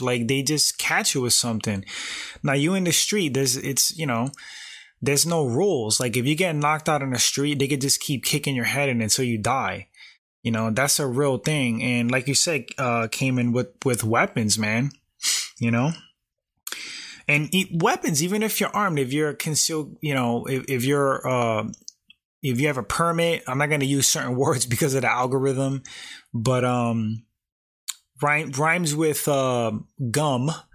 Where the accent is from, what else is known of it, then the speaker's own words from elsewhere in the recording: New York City, New York, United States; I grew up in New York, uh, specifically Bronx, New York